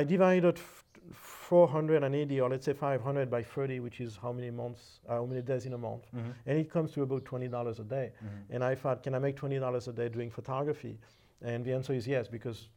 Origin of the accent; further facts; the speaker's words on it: Paris, Île-de-France, France; moved away as an adult; I was originally from France, and my studies were originally in painting. That is, I studied painting and drawing at the Vie Académie des Beaux-Arts in Paris